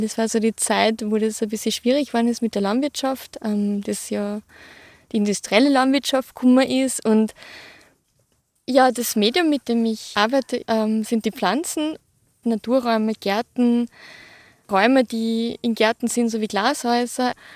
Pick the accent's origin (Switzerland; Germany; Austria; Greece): Austria; Hausruckviertel, Upper Austria; ich bin im Hausrückviertel in Oberösterreich aufgewachsen, auf einem Bauernhof